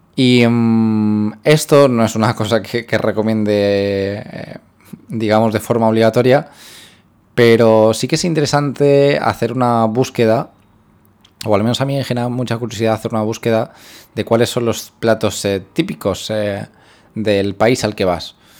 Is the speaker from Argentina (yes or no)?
no; Spain; moved away as an adult; now in Philippines; soy de España